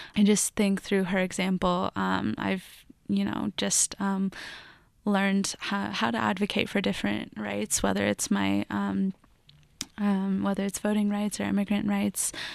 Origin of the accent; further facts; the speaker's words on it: Lafayette, Colorado, United States; I grew up in Lafayette, Colorado